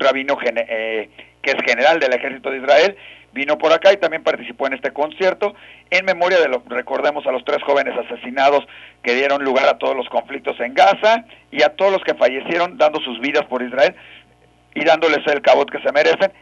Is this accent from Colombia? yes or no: no; Mexico; como buenos mexicanos que somos